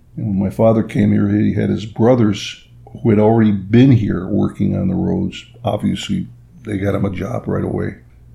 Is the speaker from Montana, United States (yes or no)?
no; East Rochester, New York, United States; But I was born in 1941 in Rochester, New York, but lived in a small suburb called East Rochester, New York. Small town, you know, good portion of the town were Italian immigrants settled in there.